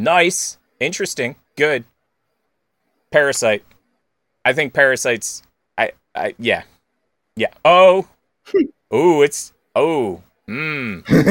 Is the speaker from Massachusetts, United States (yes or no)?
no; Philadelphia, Pennsylvania, United States; I'm from Philly